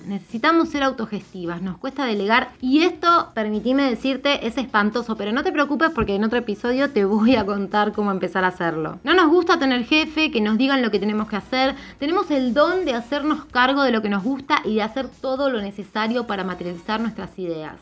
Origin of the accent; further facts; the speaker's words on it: Argentina; Yo soy mujer, argentina, tengo 36